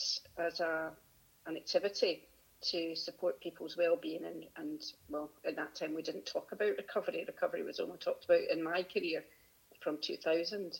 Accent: Glasgow, Scotland, United Kingdom; also born or lived in Pittenweem, Fife / Manchester; I grew up in Glasgow initially, but most of my early childhood was in Pittenweem and Fife. And then we moved back to Glasgow. So around Glasgow predominantly, but 7 years in Fife

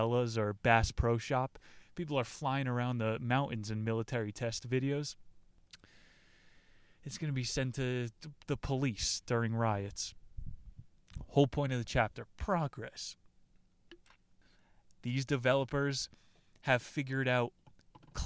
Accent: New Jersey, United States; moved away; I'm from New Jersey. The Sopranos is Bible back there

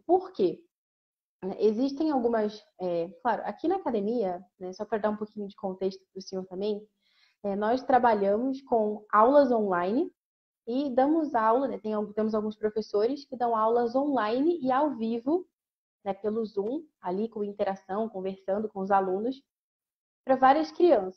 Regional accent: Brazil

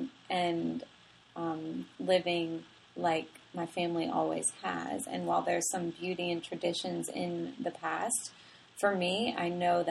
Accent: New Orleans, Louisiana, United States; I grew up in New Orleans. I grew up in a, you know, very Italian family

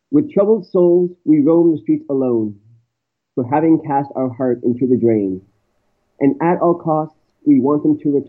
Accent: Toronto, Ontario, Canada; I'm calling from Canada. I'm from Toronto

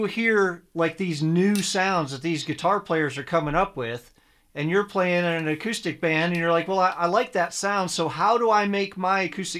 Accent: Detroit, Michigan, United States; I grew up in Detroit

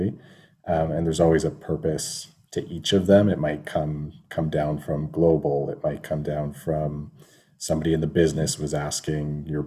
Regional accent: Welland, Ontario, Canada; I grew up in Welland

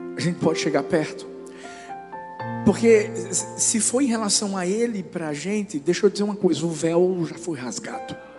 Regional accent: Northeast Region, Brazil; como brasileiros e nordestinos

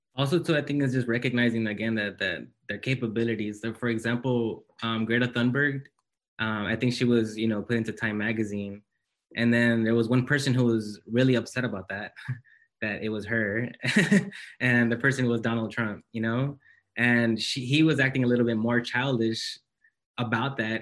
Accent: Los Angeles, California, United States; moved away as an adult; now in Santa Barbara, United States; I come from South Central Los Angeles

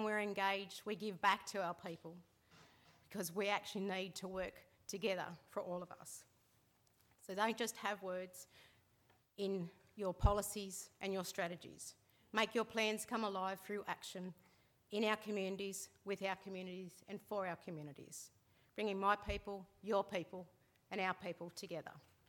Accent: Cowra, New South Wales, Australia; Growing up in Cowra

